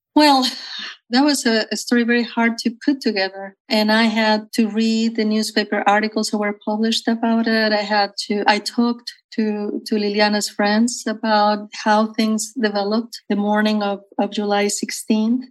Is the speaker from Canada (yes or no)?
no; Mexico; also born or lived in Matamoros, Tamaulipas, Mexico / central Mexico; I was born actually on the Mexican side of the U.S. Mexico borderline uh, in Matamoros, Tamaulipas